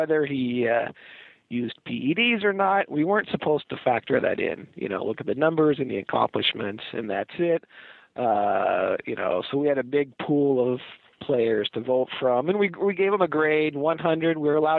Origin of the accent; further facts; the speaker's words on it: Seattle, Washington, United States; I was growing up in Seattle.